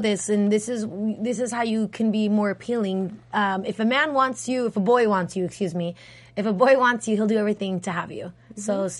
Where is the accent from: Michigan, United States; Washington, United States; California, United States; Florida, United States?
California, United States; San Diego; I'm from San Diego.